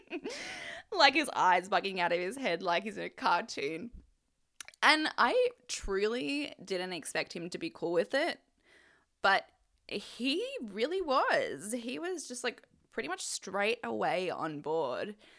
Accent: Australia; my mum is Canadian and obviously I'm Australian

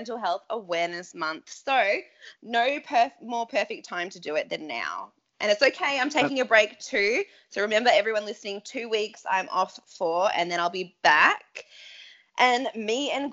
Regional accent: Australia; as an Aussie

